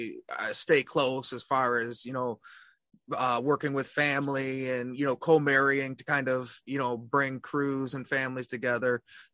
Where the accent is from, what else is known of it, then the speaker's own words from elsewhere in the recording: Detroit, Michigan, United States; I'm from the Detroit area.